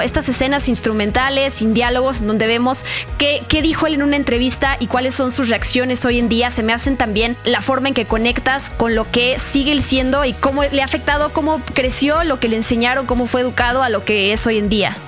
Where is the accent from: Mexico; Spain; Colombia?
Mexico; como mexicanos nos emociona saber